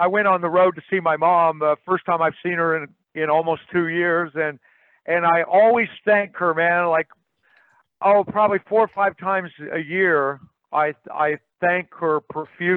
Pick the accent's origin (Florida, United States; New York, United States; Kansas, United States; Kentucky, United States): Kansas, United States; I'm from Kansas